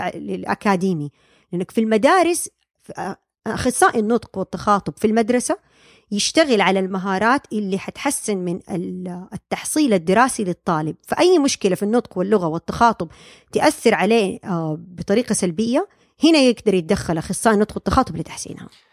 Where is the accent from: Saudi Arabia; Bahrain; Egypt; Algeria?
Saudi Arabia; moved away as an adult; now in United States; عندنا في السعودية